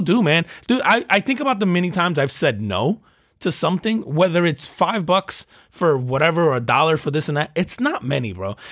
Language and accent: English; United States; I'm an American